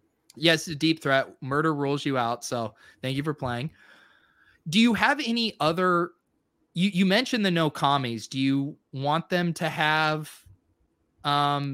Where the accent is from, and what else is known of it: Denver, Colorado, United States; moved away